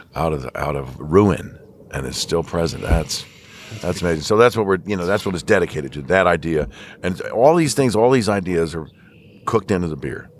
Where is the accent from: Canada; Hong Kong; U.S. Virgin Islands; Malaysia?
U.S. Virgin Islands; moved away; I was born in Saint Thomas